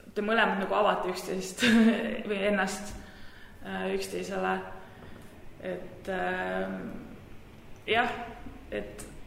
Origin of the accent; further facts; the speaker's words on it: Tartu, Tartu County, Estonia; moved away as an adult; also born or lived in Manchester, United Kingdom; ma olen Tartust pärit